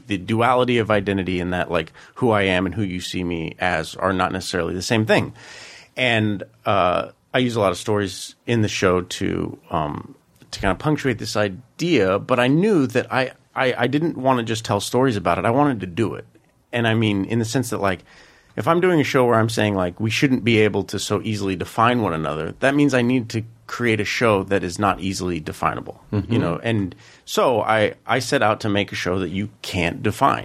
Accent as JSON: {"language": "English", "region": "Colorado", "country": "United States", "tie": "born or raised there", "said": "I grew up in Colorado with my mother"}